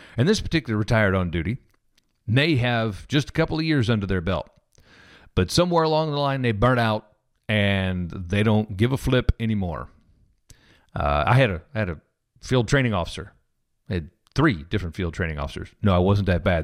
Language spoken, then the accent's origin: English; Missouri, United States; moved away; also born or lived in Kansas City; I'm from Missouri originally